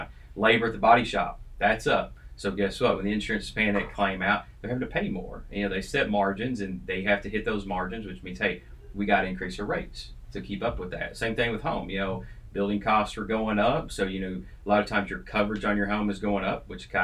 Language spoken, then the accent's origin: English; East Kentucky, United States; moved away; I'm from East Kentucky